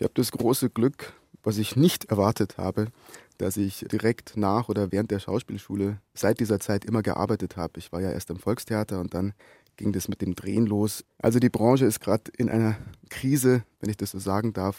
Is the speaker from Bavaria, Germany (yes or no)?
yes; Brannenburg, Bavaria, Germany; also born or lived in Munich / Essen; ich bin aufgewachsen in Brandenburg, nicht Brandenburg. Brandenburg liegt zwischen Rosenheim und Kufstein